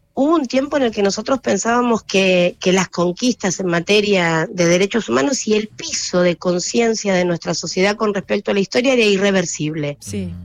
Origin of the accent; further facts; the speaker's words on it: Campo de Mayo, Buenos Aires Province, Argentina; crecí en Campo de Mayo